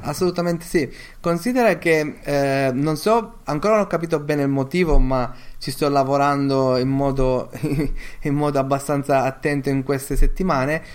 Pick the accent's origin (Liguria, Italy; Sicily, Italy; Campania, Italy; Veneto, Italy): Sicily, Italy; io sono siciliano, eh, mia moglie è anche, an-, anche lei lo è